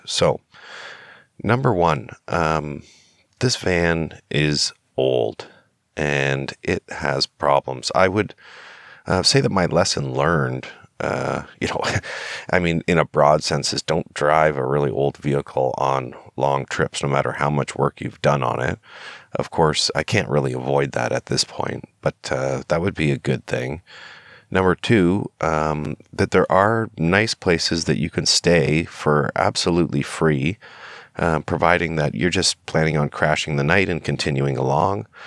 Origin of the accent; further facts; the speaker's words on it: Canada; I'm a Canadian citizen